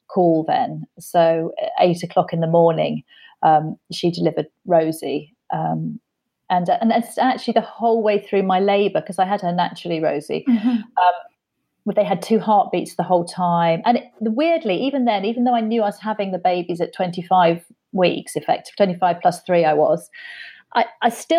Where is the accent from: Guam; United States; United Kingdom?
United Kingdom; being very British and polite